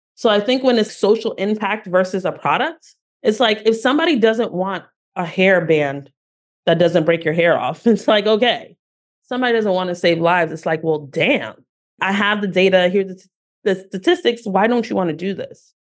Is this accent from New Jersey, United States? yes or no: yes; Newark, New Jersey, United States; I am a girl from Newark, New Jersey